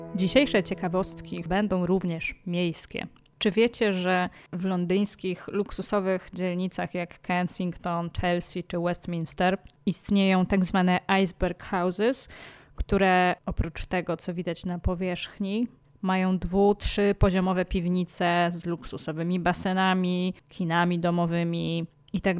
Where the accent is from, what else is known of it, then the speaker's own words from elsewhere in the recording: Częstochowa, Silesian Voivodeship, Poland; moved away; also born or lived in Łódź / Warsaw; Urodziłam się w Częstochowie